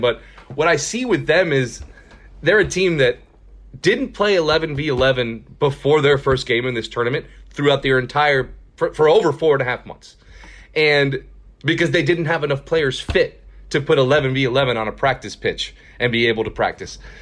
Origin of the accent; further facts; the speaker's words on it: Miami, Florida, United States; moved away as an adult; also born or lived in Houston, Texas; now in Texas, United States; I'm from Miami, Florida, born and raised.